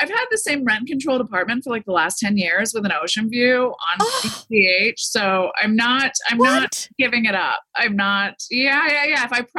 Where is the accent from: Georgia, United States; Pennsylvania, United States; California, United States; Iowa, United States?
Pennsylvania, United States; Easton; also born or lived in Allentown, Pennsylvania; now in Malibu, United States; I grew up with in Easton, Pennsylvania, Allentown.